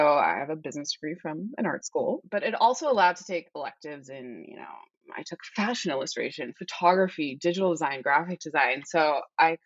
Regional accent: San Francisco, California, United States; now in New York, United States; growing up in the Bay Area.

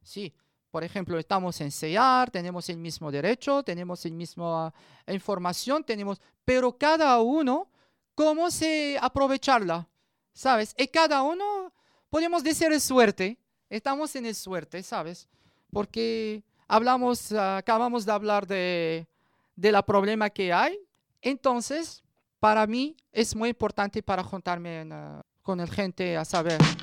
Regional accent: Morocco; Spanish is a second language; moved away as an adult; now in Madrid, Spain; 34 años, de origen eh, marroquí. Estoy aquí eh, en Madrid

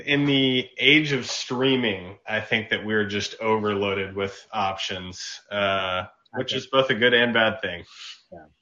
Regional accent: Dallas, Texas, United States; we're both from Dallas

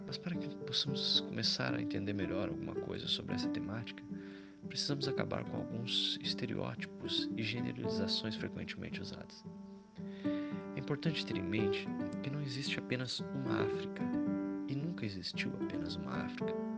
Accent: Brazil; você e eu, brasileiros

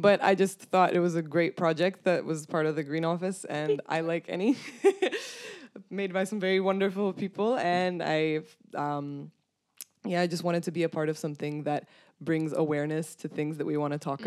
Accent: Bucharest, Romania; moved away as an adult; now in Groningen, Netherlands; I come from Bucharest, Romania

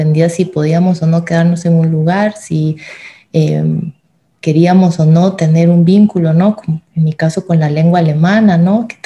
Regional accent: El Salvador; born there; Yo nací en El Salvador, mi padre era salvadoreño y toda la familia paterna que tengo es salvadoreña, mi mamá es alemana

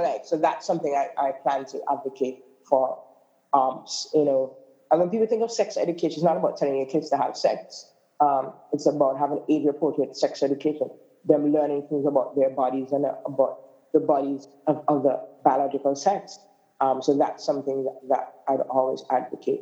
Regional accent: Grays Farm, Saint John, Antigua & Barbuda; I'm from the Grace Green community. I was born and raised on Grace Farm for most of my life until my 20s

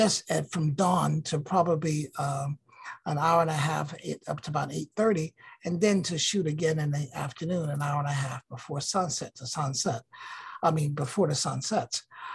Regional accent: United States; growing up in America, where we are taught everybody's history except Black people

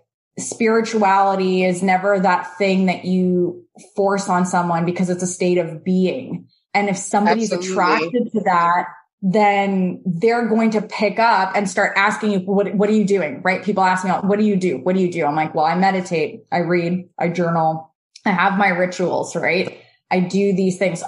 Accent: Canada; also born or lived in Moldova / Israel; And we moved to Canada when I was little. I was about two

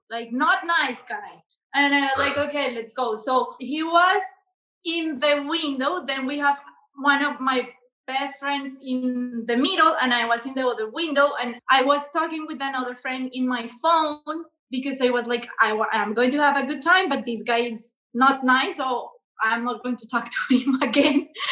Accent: Bogotá, Colombia; English is a second language; moved away as an adult; also born or lived in Barcelona, Spain; now in Germany; I'm from Bogota, Colombia, the capital city.

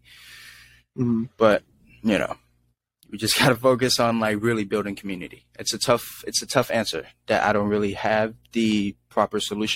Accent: San Francisco, California, United States; I grew up in San Francisco, and I grew up with so many different people

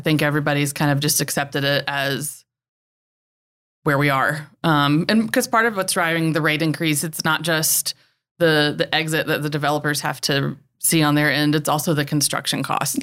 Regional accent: Winston-Salem, North Carolina, United States; also born or lived in Raleigh / Charlotte / Charleston / Greenville; I'm literally just a classic Carolina girl. I grew up near Winston-Salem.

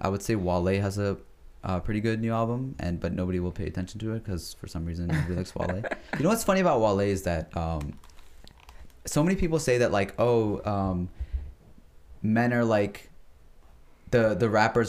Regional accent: United States; And especially because we have lived in America all our lives, we are American. We are also Pakistani. Mm-hmm. We have our own identity called Pakistani Americans

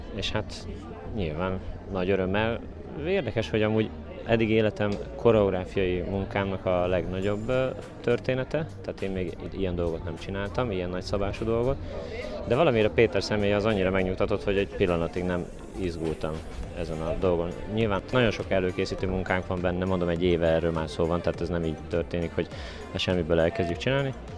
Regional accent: Dunaföldvár, Tolna, Hungary; Dóna Feldvári, lakós

